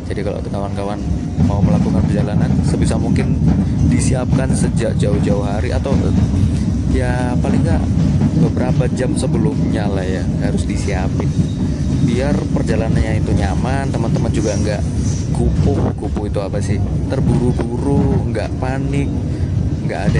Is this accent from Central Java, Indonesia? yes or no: no; Malang, East Java, Indonesia; ya karena aku orang Malang ya jadi naik kereta dulu ke Jogjanya